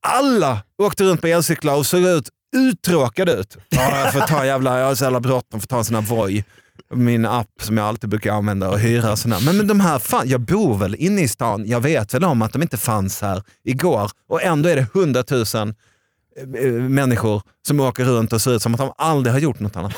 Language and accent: Swedish; Arvika, Värmland, Sweden; jag är från Arvika